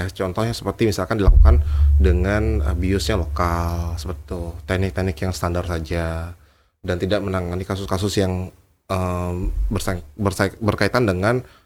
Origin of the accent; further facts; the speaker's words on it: Bali, Indonesia; saya senang ya sama ton kita orang Bali